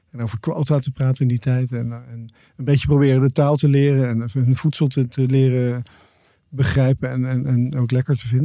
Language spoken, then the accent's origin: Dutch; Netherlands; also born or lived in Canada; toen besloten mijn ouders terug te gaan naar Nederland.